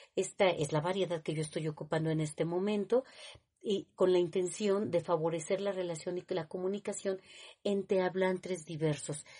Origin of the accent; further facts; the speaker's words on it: Mexico City, Mexico; yo nací en Tlatelolco